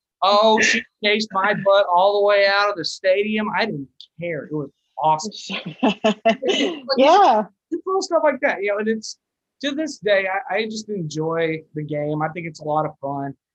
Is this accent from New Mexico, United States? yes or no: yes; New Mexico, United States; moved away as an adult; I'm originally from New Mexico